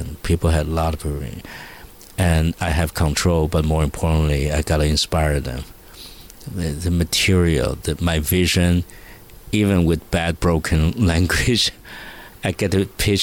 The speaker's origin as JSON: {"language": "English", "country": "Taiwan", "said": "I'm a boy from Taiwan"}